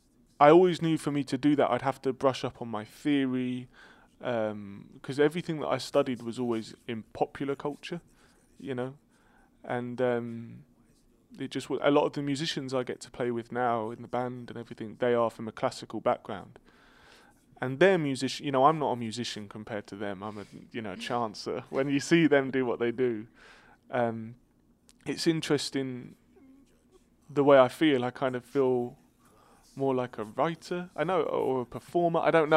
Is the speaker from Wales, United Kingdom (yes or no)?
no; East of England, United Kingdom; born there; Yeah, I would say, but I think it's because of my accent, I say Hertfordshire.